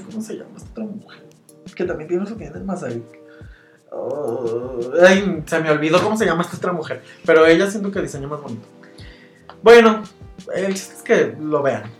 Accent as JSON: {"language": "Spanish", "country": "Mexico", "said": "todos somos mexicanos"}